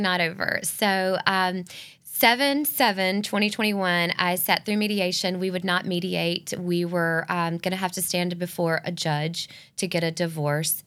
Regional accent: Northeast Georgia, United States; moved away as an adult; also born or lived in Gainesville, Georgia / Atlanta area / Savannah, Georgia; had no intentions of ever moving back to my hometown

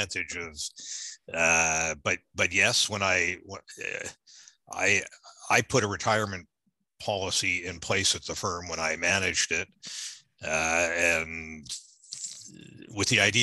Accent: Canada; also born or lived in Norfolk, Virginia, United States; I'm from Virginia, Norfolk, Virginia. My folks moved to Canada when I was young. So I went to school in Canada.

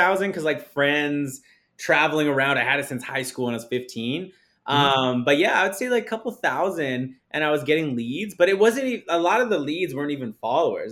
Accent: Saskatchewan, Canada; now in Calgary, Canada; I come from Saskatchewan, Canada.

